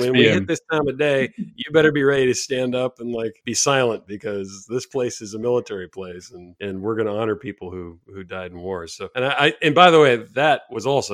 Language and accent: English; California, United States; I grew up in California